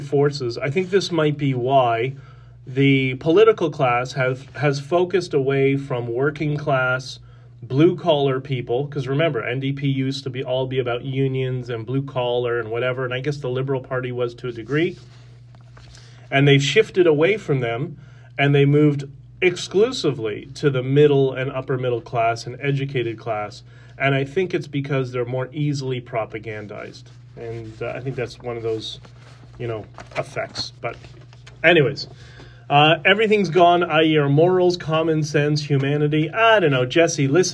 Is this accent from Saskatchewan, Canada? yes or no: no; Toronto, Ontario, Canada; I grew up in York Mills in the 80s and 90s